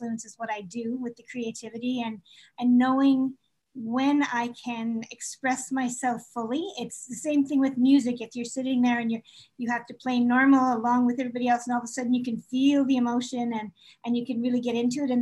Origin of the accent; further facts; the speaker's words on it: Toronto, Ontario, Canada; moved away as an adult; also born or lived in Calgary; now in Halifax, Canada; I did grow up in Toronto